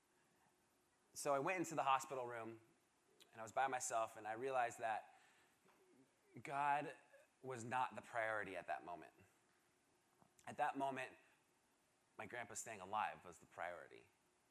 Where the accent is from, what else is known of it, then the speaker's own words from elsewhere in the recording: Seattle, Washington, United States; moved away; I am originally from Seattle, Washington